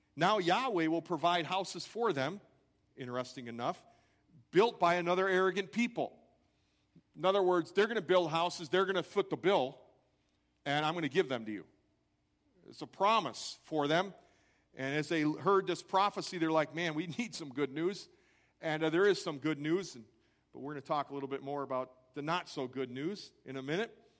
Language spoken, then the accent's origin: English; Crystal Lake, Illinois, United States; I grew up in Crystal Lake, Illinois